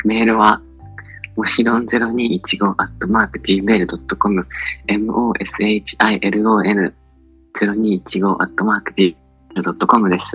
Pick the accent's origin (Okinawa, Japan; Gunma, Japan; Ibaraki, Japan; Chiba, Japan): Ibaraki, Japan; Hitachi; moved away as an adult; also born or lived in Kanazawa, Ishikawa; now in Tokyo, Japan; 茨城の日立っていうね、あの、かっこいい駅だけど、やってることがダサいし、 に生まれ育って、18年間生きてきて